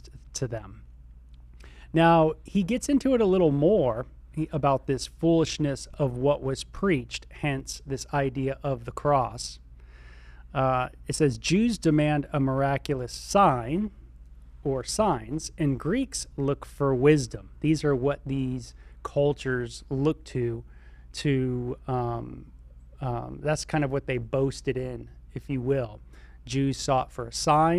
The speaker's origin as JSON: {"language": "English", "region": "Southern California", "country": "United States", "said": "I was from Southern California"}